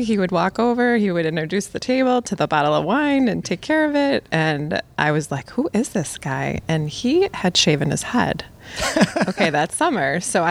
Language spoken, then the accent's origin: English; Buffalo, New York, United States; also born or lived in Rhode Island / Kenmore, Tonawanda; I was actually born in Rhode Island and at age 5 moved to Buffalo. My dad was an administrator at Buffalo State College and moved us to Orchard Park and quickly realized that was Snowbelt area and moved the whole family after 1 year into Kenmore, Tonawanda.